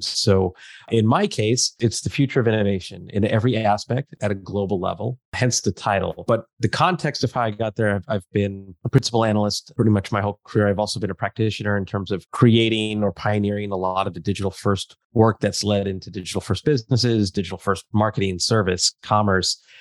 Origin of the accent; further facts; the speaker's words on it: Southern California, United States; also born or lived in Silicon Valley; I grew up in Southern California